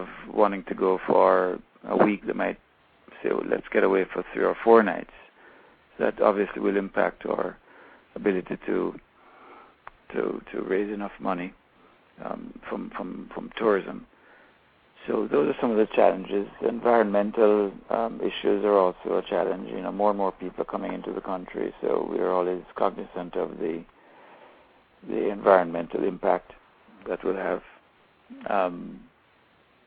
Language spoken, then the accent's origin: English; Kingston, Jamaica; I'm from Kingston